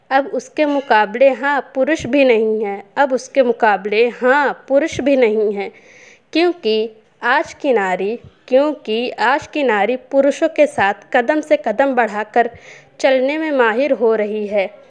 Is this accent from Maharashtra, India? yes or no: no; Kanpur, Uttar Pradesh, India; मैं उत्तर प्रदेश के ज़िले कानपुर की रहने वाली हूँ